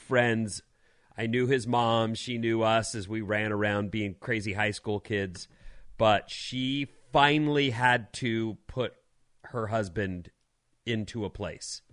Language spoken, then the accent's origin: English; Southern California, United States; moved away; also born or lived in Philadelphia; I grew up in Southern California